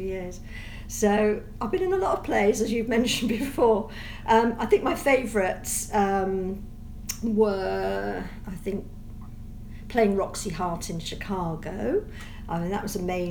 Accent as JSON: {"language": "English", "area": "Somerset", "region": "South West England", "country": "United Kingdom", "tie": "born or raised there", "also_born_or_lived": "Oxford", "moved": "yes", "said": "I'm born and bred in Somerset"}